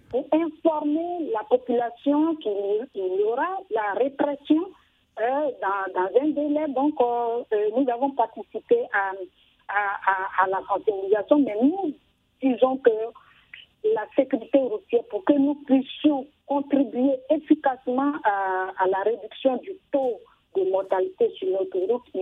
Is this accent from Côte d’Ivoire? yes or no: yes; Côte d’Ivoire; chez nous, en Côte d'Ivoire